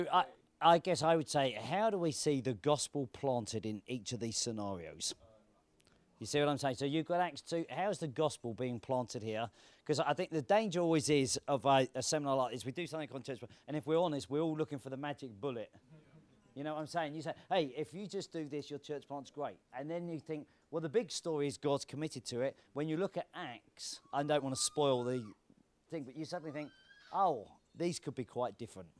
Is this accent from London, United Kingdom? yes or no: yes; London, United Kingdom; I'm from London.